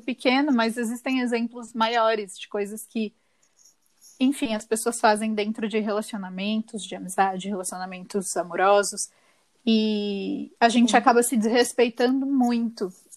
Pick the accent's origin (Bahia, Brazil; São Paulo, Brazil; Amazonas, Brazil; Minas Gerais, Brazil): São Paulo, Brazil; moved away as an adult; also born or lived in São José do Rio Preto; eu saí da minha cidade natal e fui morar em outra cidade, em São José do Rio Preto, que é um pouco longe de São Paulo